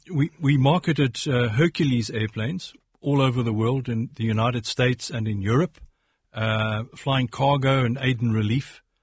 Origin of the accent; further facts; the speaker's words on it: South Africa; born there; accent: South African; I was born in South Africa. I've got Irish roots and an Irish name.